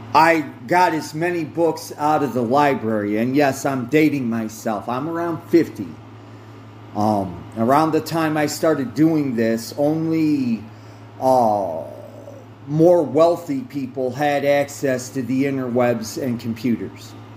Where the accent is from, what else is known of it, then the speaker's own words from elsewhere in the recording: United States; I did start out as a Protestant, Protestant because I'm an American